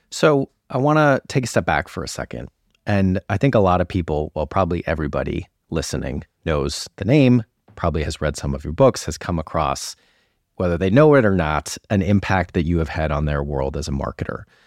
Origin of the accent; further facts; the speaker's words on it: United States; as an American and at that time somebody working at Vayner